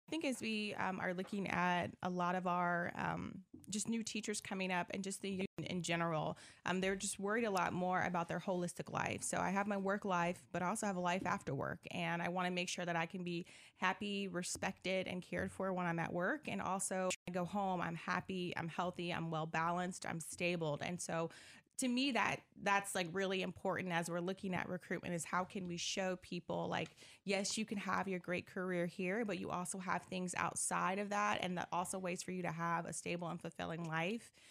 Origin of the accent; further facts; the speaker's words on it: Decatur, Illinois, United States; also born or lived in Miami, Florida / Indiana; I'm from Decatur, Illinois, grew up here as well. Well, I, I came probably mid-childhood